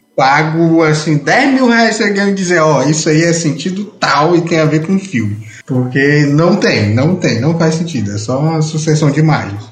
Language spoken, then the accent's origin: Portuguese; Brazil; nós, como brasileiros